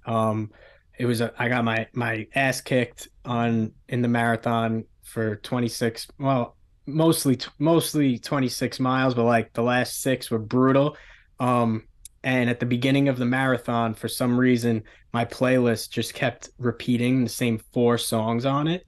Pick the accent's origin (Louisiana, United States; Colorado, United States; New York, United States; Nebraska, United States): New York, United States; New York City; I grew up in Staten Island, um, Staten Island, New York, small island, one of the five boroughs of the city.